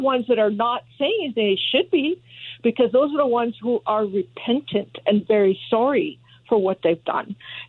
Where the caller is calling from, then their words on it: El Monte, California, United States; Oh, hi. El Monte.